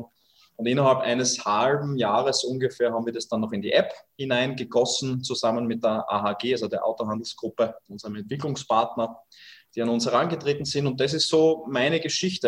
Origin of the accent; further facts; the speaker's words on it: Austria; Bei uns in Österreich